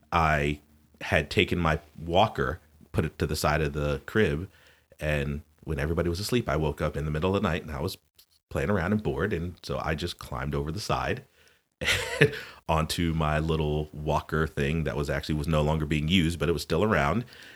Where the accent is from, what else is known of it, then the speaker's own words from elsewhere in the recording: Connecticut, United States; born there; also born or lived in South; though I was born in Connecticut, I have lived in the South. I figured it out not too long ago. I've lived in the South a lot more and a lot longer than I did live in the North